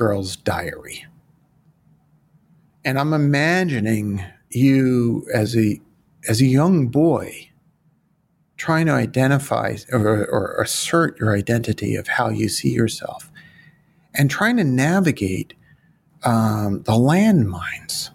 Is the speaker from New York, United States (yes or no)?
yes; New York City, New York, United States; I'm from Brooklyn